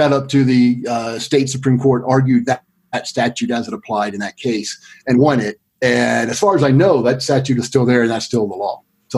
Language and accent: English; Greensboro, North Carolina, United States; I went back to my hometown of Greensboro. Well, hometown, I moved there in the 9th grade and went to high school there. Closest thing I have to hometown because I moved around a lot growing up.